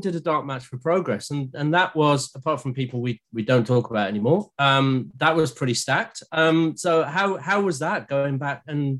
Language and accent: English; West Midlands, United Kingdom; as a person who grew up in the West Midlands myself.